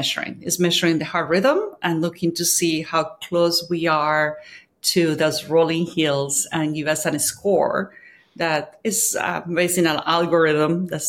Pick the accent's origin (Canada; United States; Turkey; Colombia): Colombia; I'm from Colombia